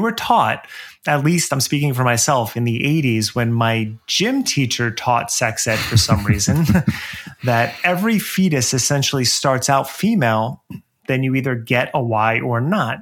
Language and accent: English; New Jersey, United States; where I grew up in New Jersey